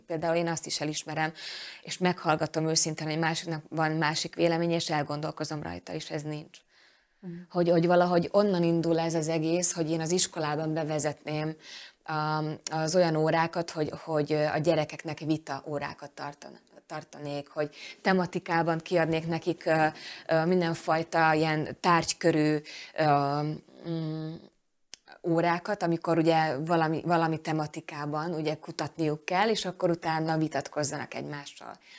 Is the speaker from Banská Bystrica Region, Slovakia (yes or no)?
yes; Fiľakovo, Banská Bystrica Region, Slovakia; Úgyhogy én ezt mind-mind itt, itt, itt kaptam, és, és ebben nevelkedtem